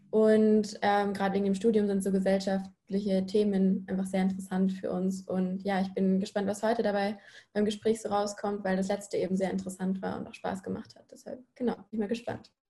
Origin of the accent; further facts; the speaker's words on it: Munich, Bavaria, Germany; moved away as an adult; now in Innsbruck, Austria; ich komme ursprünglich aus München